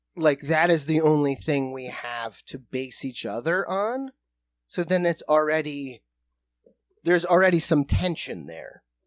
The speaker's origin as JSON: {"language": "English", "region": "South Dakota", "country": "United States", "said": "We are from South Dakota"}